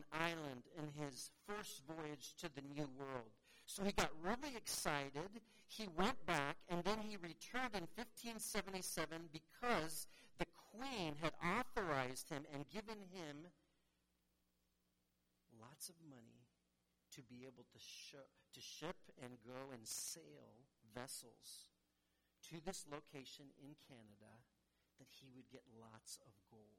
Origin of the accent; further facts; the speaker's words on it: San Francisco, California, United States; I was born in San Francisco